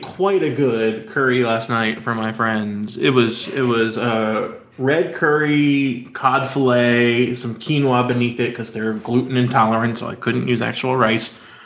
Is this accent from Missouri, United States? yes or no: no; North Carolina, United States; I grew up in North Carolina. My home state was the, the shameful author of House Bill 2